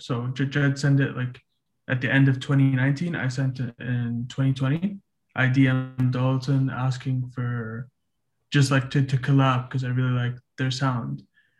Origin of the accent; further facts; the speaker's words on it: Saudi Arabia; I'm from Saudi Arabia.